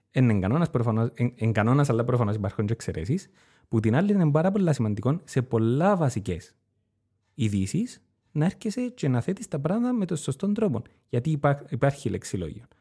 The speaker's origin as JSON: {"language": "Greek", "country": "Cyprus", "said": "Ως Κύπριος πολίτης."}